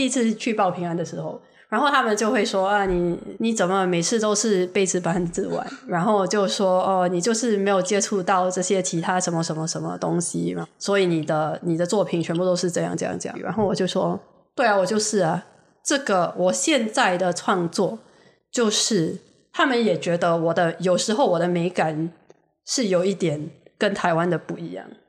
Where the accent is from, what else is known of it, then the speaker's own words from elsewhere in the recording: Singapore; 我就觉得身为一个新加坡人，新加坡人，我可以告诉你，我们是非常实际的一个一群人